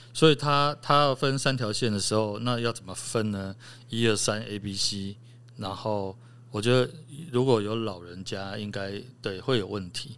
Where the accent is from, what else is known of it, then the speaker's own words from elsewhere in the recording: Chiayi, Chiayi City, Taiwan; moved away; also born or lived in Taipei; 我是嘉义人，我嘉义出生